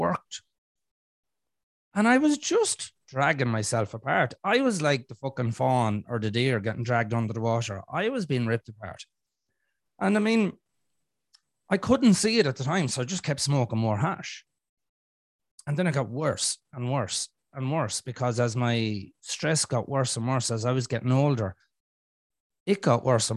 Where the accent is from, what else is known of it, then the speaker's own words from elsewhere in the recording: Ireland; in Ireland, we have a program called EastEnders